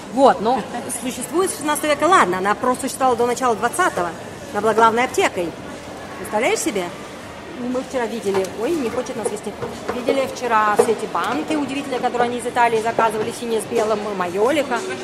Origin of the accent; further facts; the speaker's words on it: Riga, Latvia; now in Germany; я выросла на море, я выросла в Риге.